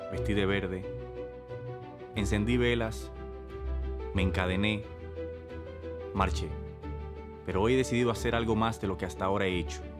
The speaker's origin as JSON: {"language": "Spanish", "town": "Santo Domingo", "region": "Distrito Nacional", "country": "Dominican Republic", "tie": "born or raised there", "said": "soy abogado, activista social, nací y me crié en Santo Domingo."}